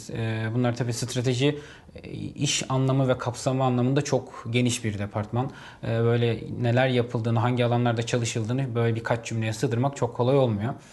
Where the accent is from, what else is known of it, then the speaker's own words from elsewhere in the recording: Hatay, Turkey; ben e, memleketimden ötürü Hataylıyım